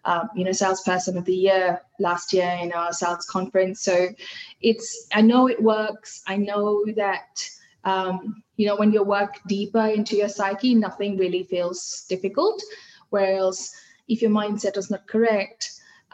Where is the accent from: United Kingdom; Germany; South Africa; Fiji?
Fiji; first language Hindi; English is a second language; now in Australia; I come from Fiji Islands